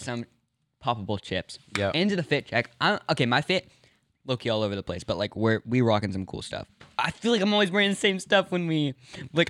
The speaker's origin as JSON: {"language": "English", "town": "Los Angeles", "region": "California", "country": "United States", "tie": "born or raised there", "also_born_or_lived": "New York", "said": "I grew up in Los Angeles, moved around, lived in New York for a few months, back to Los Angeles, back up to Northern California"}